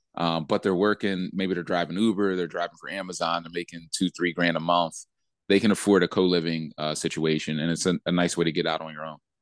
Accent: Philadelphia, Pennsylvania, United States; I grew up in Philly

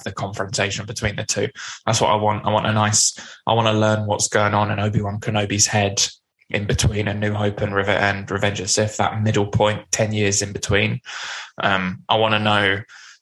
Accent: United Kingdom; over in the UK

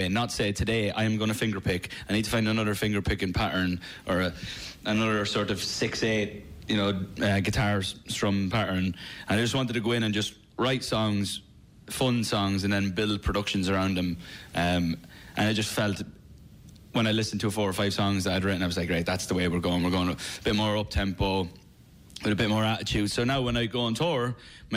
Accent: Ireland; I'm Irish

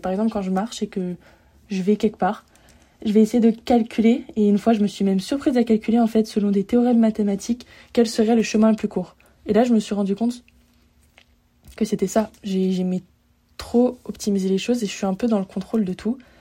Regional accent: Lyon, Auvergne-Rhône-Alpes, France; moved away as an adult; now in Montreal, Canada; à la base, je viens de Lyon

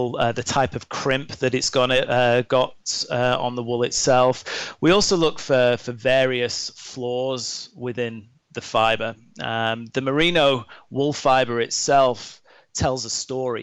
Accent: Lake District, North West England, United Kingdom; moved away as an adult; also born or lived in Australia; now in North America; I grew up in the Lake District in the UK, in a national park

